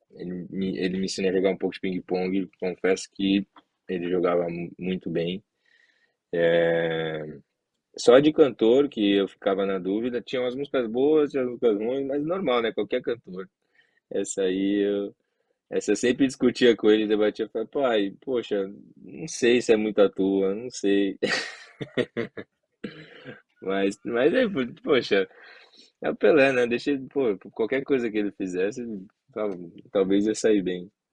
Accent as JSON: {"language": "Portuguese", "region": "São Paulo", "country": "Brazil", "tie": "born or raised there", "also_born_or_lived": "Guarujá", "moved": "yes", "lives_now": "United States", "said": "a gente cresceu em São Paulo"}